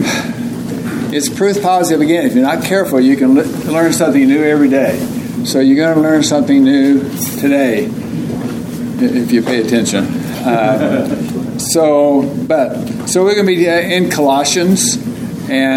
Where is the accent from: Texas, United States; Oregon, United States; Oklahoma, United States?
Oklahoma, United States; now in Tucson, United States; I'm from Oklahoma.